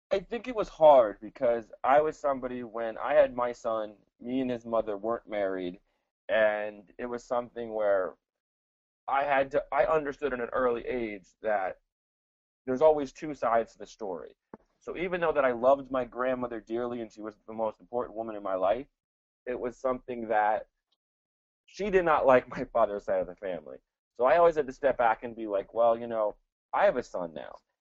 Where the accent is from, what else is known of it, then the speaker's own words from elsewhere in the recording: Princeton, New Jersey, United States; first language Spanish; English is a second language; also born or lived in El Salvador / Santa Tecla, El Salvador; we lived in Princeton, and I grew up in Princeton